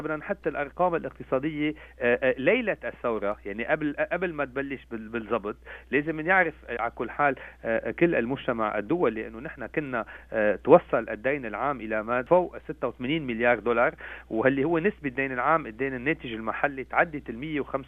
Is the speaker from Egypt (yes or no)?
no; Lebanon; نحن كلبنانيين في العالم